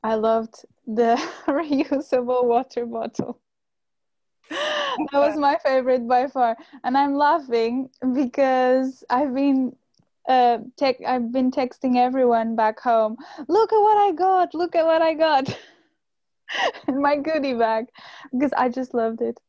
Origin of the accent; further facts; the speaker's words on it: Cascais, Lisbon, Portugal; moved away as an adult; now in Utrecht, Netherlands; I come from a place called Cascais, which is on the coast very close to Lisbon.